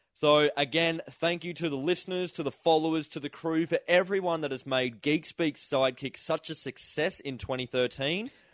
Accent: Toowoomba, Queensland, Australia; we grew up in Toowoomba

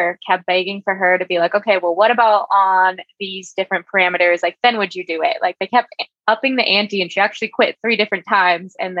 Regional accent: San Mateo, California, United States; I actually grew up in San Mateo, but down the peninsula more is where I went to high school in Mountain View

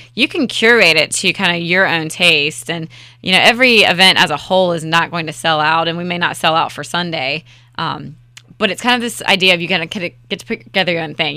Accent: Raleigh, North Carolina, United States; I am born and raised in Raleigh-Wood

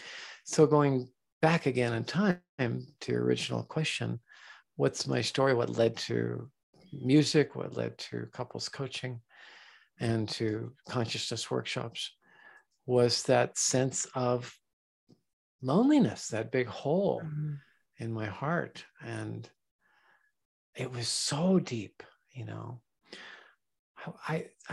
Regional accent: San Diego, California, United States; I was born in San Diego

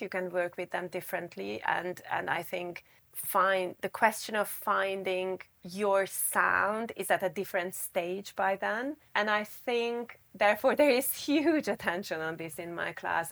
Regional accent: Budapest, Hungary; moved away as an adult; also born or lived in Japan / California, United States; So I was born in Budapest, and I more or less grew up in Budapest, not completely, because I lived a year in Japan and a year in the U S.

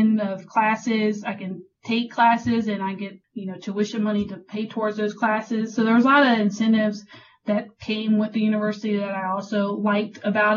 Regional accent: Richmond, Virginia, United States; moved away as an adult; also born or lived in Fayetteville, North Carolina; I'm originally from Richmond, Virginia. That's where I grew up.

